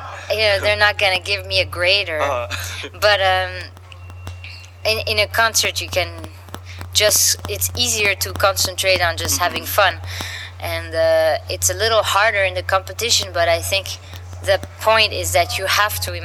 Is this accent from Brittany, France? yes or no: no; Samois-sur-Seine, Île-de-France, France; the Django Reinhardt Festival in my hometown